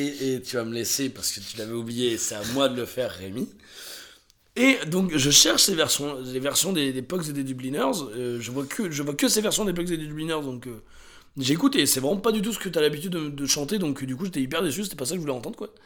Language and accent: French; France; en tant que Français qui a vu ça quand j'avais 18-20 ans